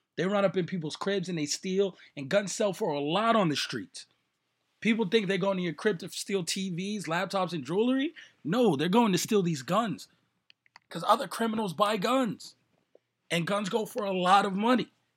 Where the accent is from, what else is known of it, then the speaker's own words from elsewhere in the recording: New York, United States; now in Las Vegas, United States; I'm from New York. I'm from the Bronx